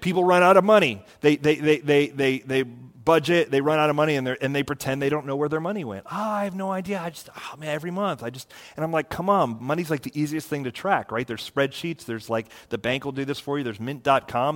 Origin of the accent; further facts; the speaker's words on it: Florida, United States; I grew up in Florida